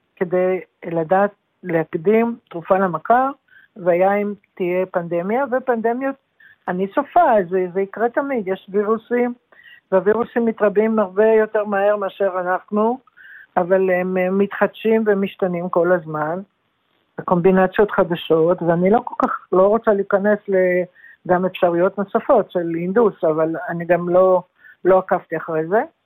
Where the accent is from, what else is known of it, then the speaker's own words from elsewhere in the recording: Yehud, Central District, Israel; also born or lived in Jerusalem; גדלתי, נולדתי בירושלים אבל גדלתי ביישוב קטן שנקרא יהוד